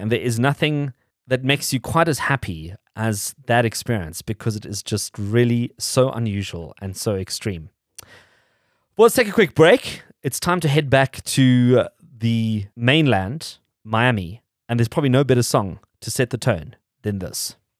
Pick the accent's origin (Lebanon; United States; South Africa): South Africa; we're South African